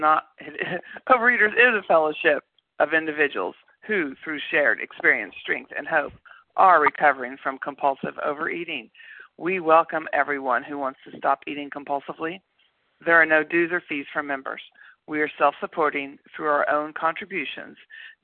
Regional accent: Tulsa, Oklahoma, United States; now in Bloomington, United States; recovered compulsive overeater in Bloomington from Tulsa, Oklahoma.

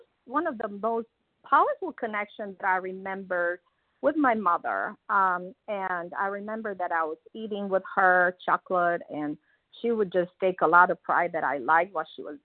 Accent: Transylvania, Romania; moved away; everybody that I know of in this line was born in my hometown. And so that's where I started my life, in that small town in the mountains of Transylvania

